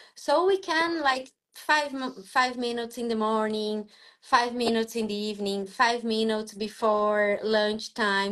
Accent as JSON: {"language": "English", "country": "Brazil", "said": "I am abroad from Brazil"}